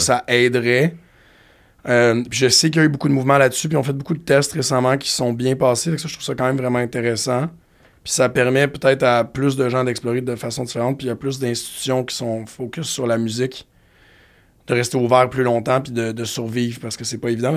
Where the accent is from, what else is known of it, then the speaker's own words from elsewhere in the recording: Montreal, Quebec, Canada; en tant que Montréalais